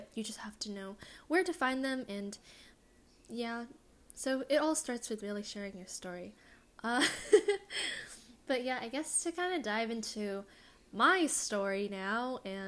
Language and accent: English; California, United States; also born or lived in East Coast; an Asian American girl growing up in California. Like, I live in SoCal